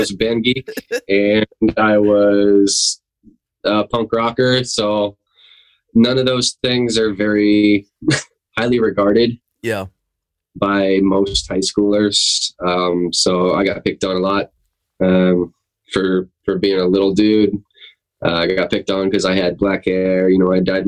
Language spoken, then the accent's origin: English; Jessieville, Arkansas, United States; also born or lived in Norfolk; now in New York, United States; I'm from Jesseville, Arkansas, originally.